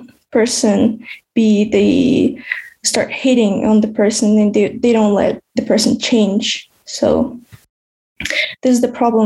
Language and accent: English; Kyrgyzstan; moved away; I wanted to mention my hometown, so Kyrgyzstan, that's where I'm from. as a post-Soviet country